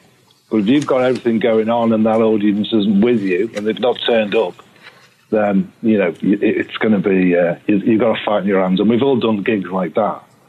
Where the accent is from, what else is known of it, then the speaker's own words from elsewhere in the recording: England, United Kingdom; now in United States; One of them being the fact that I'm English, you see.